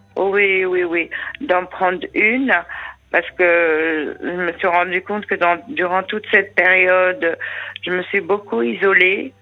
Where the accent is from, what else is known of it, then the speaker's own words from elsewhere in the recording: France; j'ai la binationalité, mais je suis quand même française